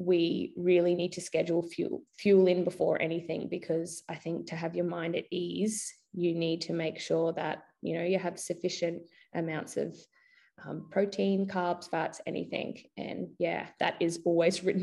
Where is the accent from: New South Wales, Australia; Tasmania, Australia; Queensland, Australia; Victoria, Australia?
Queensland, Australia; also born or lived in United States; I was from Queensland